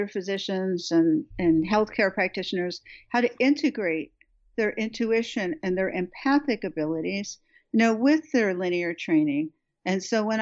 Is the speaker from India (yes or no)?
no; Beverly Hills, California, United States; I was brought up in Beverly Hills.